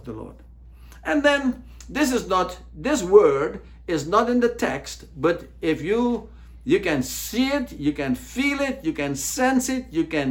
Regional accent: United States; As American Christians

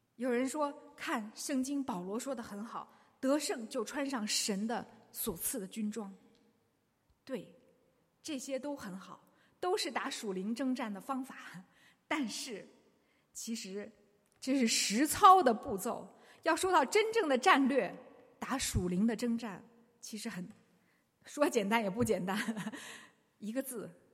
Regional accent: China; 我们中国人最知道这一个

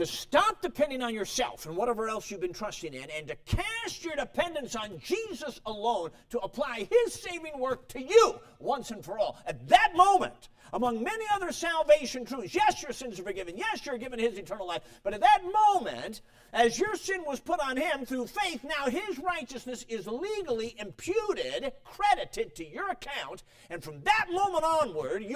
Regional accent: Chicago, Illinois, United States; also born or lived in Durango, Colorado; I was born in Durango, Colorado, so it's good to be back on the turf, though I had to live most of my life in Chicago

